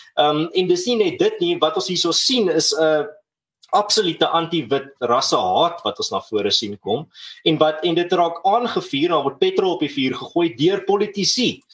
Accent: South Africa; ons as Suid-Afrikaners

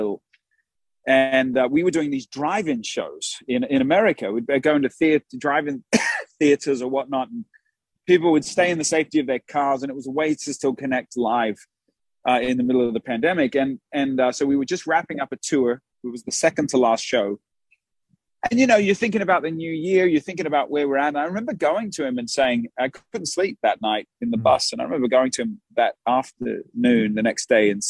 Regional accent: Australia; now in United States; we're from Australia.

